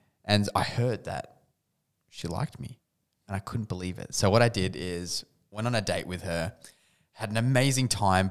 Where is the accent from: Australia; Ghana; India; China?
Australia; now in United States; being Australian